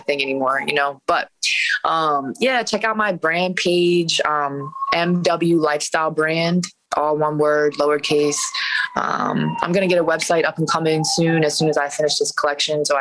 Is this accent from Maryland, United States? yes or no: yes; Westminster, Maryland, United States; also born or lived in Baltimore, Maryland; now in New York, United States; I grew up in Westminster